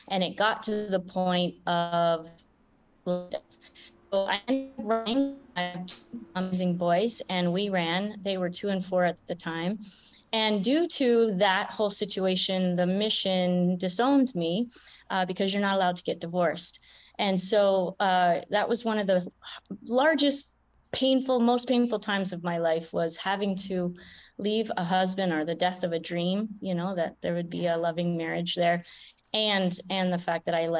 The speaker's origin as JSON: {"language": "English", "country": "Canada", "tie": "born or raised there", "said": "I grew up in Canada"}